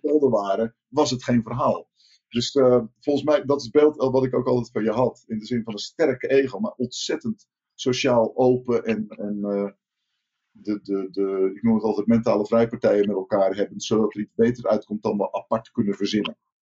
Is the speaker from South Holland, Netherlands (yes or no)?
yes; Rotterdam, South Holland, Netherlands; Ik, ik kom uit Rotterdam